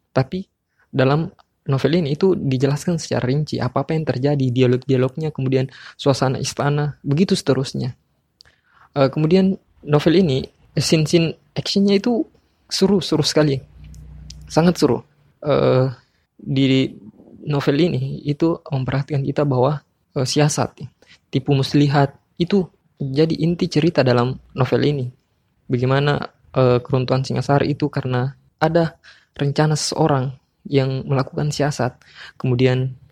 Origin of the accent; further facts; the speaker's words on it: Makassar, South Sulawesi, Indonesia; saya dari Makassar.